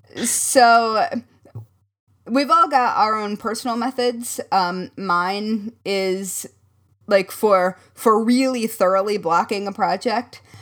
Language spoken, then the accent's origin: English; Midwest, United States; accent: Midwest; my Midwest surfaced just then